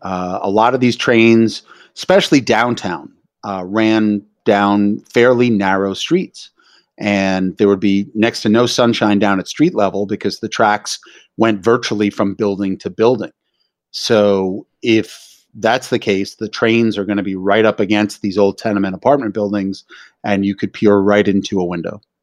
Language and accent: English; New York City, New York, United States; I'm a native New Yorker, born and raised in Greenwich Village.